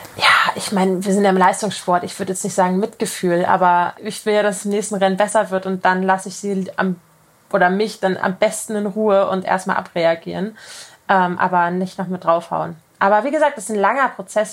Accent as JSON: {"language": "German", "town": "Kiel", "region": "Schleswig-Holstein", "country": "Germany", "said": "ich komme aus Kiel"}